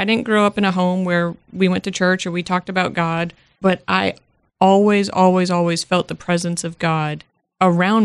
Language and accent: English; Worcester, Massachusetts, United States; now in Georgia, United States; I am originally from Massachusetts, not necessarily Boston, but I am from the Worcester area